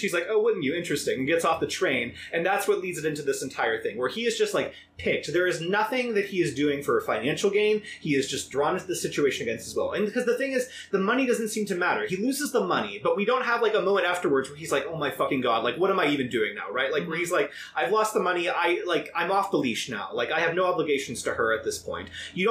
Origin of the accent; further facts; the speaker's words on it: Ireland; I was from Ireland, that's why I have this ridiculous accent.